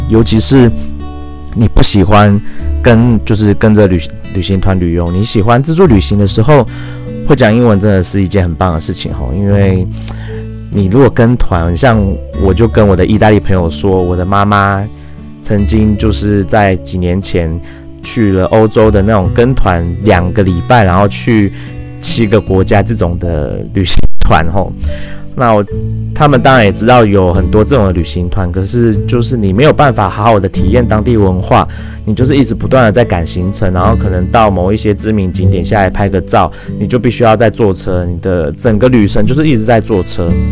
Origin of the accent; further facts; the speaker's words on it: Taiwan; 身为一个台湾人